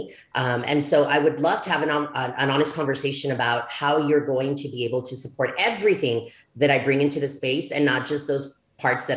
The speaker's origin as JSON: {"language": "English", "town": "El Paso", "region": "Texas", "country": "United States", "also_born_or_lived": "Ciudad Juarez, Chihuahua, Mexico", "said": "I returned back to El Paso, Texas, because as you know, I'm from El Paso, Texas, Ciudad Juarez, Chihuahua"}